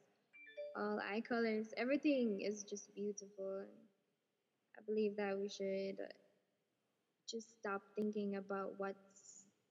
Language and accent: English; Westmoreland, Jamaica; I'm from Westmoreland. Westmoreland, all the way in the west of Jamaica